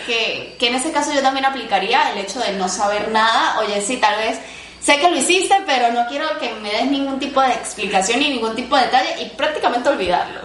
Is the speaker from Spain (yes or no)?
no; Venezuela; yo soy venezolana